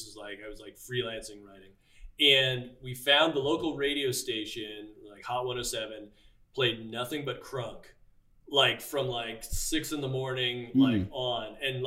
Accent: Toronto, Ontario, Canada; so I grew up in Scarborough, which is like, you know, East Toronto.

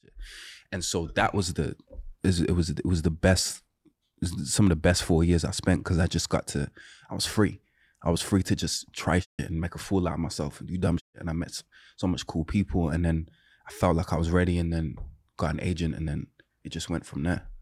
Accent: Birmingham, West Midlands, United Kingdom; moved away; so I'm not from London. I'm from a city called, uh, Birmingham.

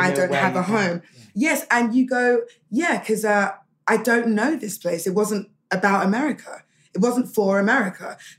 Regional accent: London, United Kingdom; So it was about being British, having parents that were born in Africa

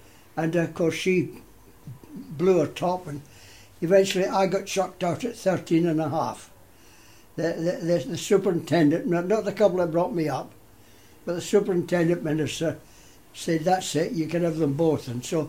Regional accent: Glasgow, Scotland, United Kingdom; also born or lived in Cumbria; now in Penrith, United Kingdom; I was born in Glasgow.

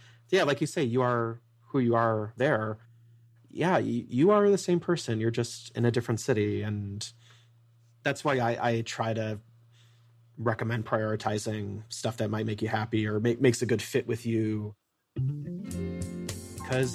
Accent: Midwest, United States; I'm from the Midwest

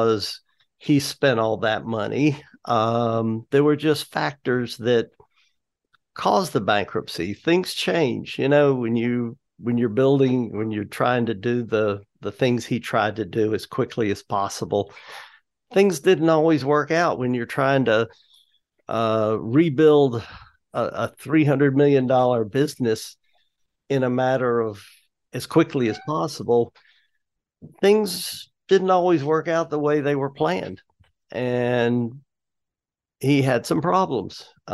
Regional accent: High Point, North Carolina, United States; now in Greensboro, United States; I grew up in High Point, and I moved to Greensboro later on after I was married

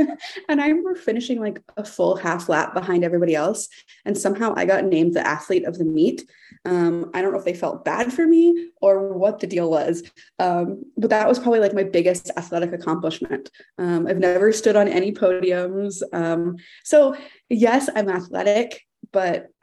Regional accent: Texas, United States; now in Seattle, United States; I grew up in Texas in kind of a suburban neighborhood

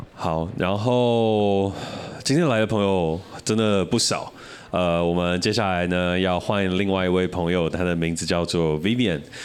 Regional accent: Taiwan; 我们是台湾人

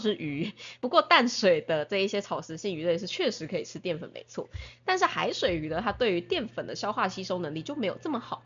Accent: Tainan, Taiwan; 因为我们是台南人嘛，嗯哼。所以说就我们就是，我们是归人，我们是永康这样子

